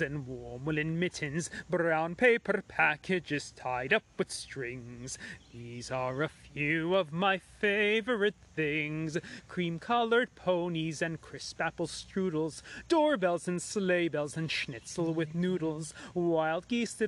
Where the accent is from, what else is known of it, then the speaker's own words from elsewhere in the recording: United States; I was born in America to Iranian parents